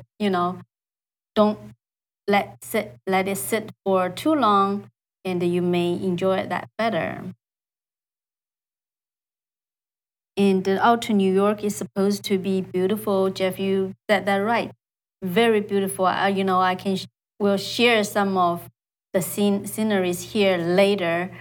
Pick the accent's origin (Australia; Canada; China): China; English is a second language; moved away as an adult; also born or lived in Iowa City, Iowa, United States / California, United States; now in United States